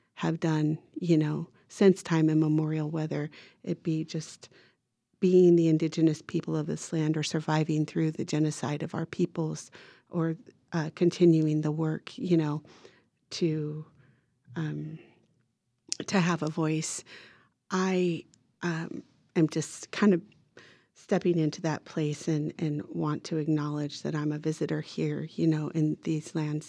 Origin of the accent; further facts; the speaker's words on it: Redding, California, United States; also born or lived in Toyon, California; I was born there in Toyang, but shortly thereafter moved into Reading and we have a really large native community there